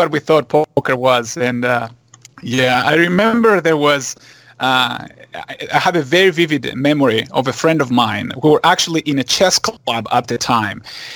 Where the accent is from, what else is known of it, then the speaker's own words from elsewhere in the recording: Greece; English is a second language; moved away as an adult; now in Los Angeles, United States; I was born and raised in Greece, and I came here to actually do my graduate degrees in mathematics.